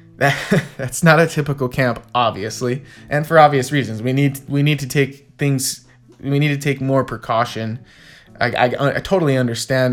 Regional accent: United States; as an American hockey fan

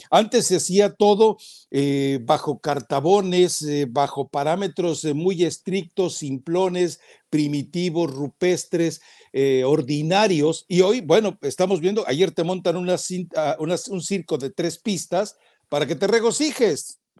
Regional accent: Mexico; A ver, a ver, eh, por eso, soy mexicano, pero no es mi selección.

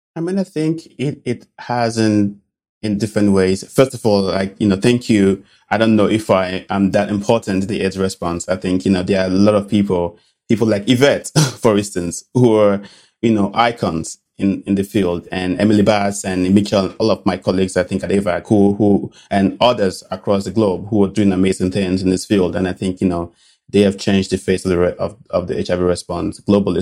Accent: Benin City, Edo, Nigeria; moved away; I grew up in a little city, uh, called Benin City in Nigeria.

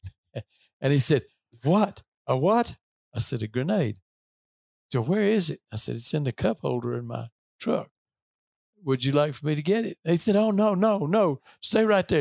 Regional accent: Tennessee, United States; I grew up in Tennessee in a, in a fairly rural part of the state

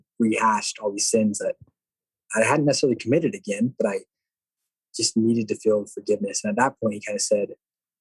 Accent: Rigby, Idaho, United States; I'm from Rigby, Idaho

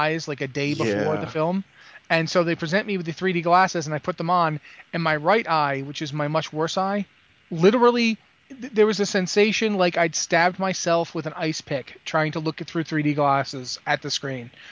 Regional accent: Rhode Island, United States; I'm from Rhode Island

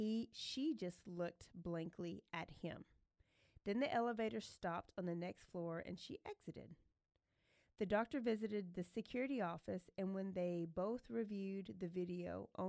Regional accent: Elmont, New York, United States; Nope, don't. And I'm from Elmont.

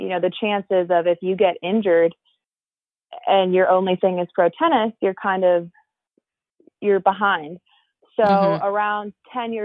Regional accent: California, United States; So I grew up in California.

